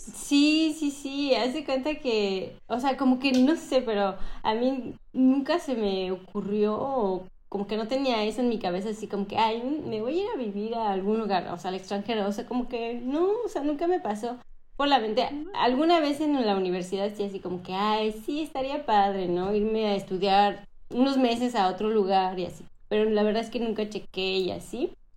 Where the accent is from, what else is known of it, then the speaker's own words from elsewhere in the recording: Cancún, Quintana Roo, Mexico; moved away as an adult; also born or lived in Mexico City; now in France; soy mexicana y eh, nací en la Ciudad de México, pero me fui a vivir a, mm, a Cancún cuando tenía 11 años, entonces para mí yo soy cancunense